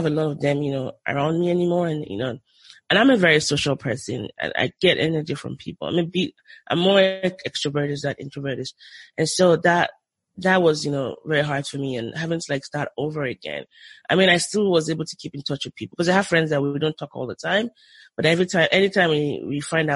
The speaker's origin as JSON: {"language": "English", "region": "Southwest Nigeria", "country": "Nigeria", "tie": "born or raised there", "also_born_or_lived": "Lagos, Nigeria", "moved": "as an adult", "lives_now": "United States", "said": "I grew up in the Southwest, but I was sent to the North"}